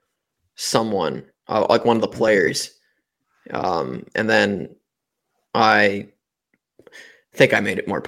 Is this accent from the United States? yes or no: no; Canada; Team Canada, we're stacked too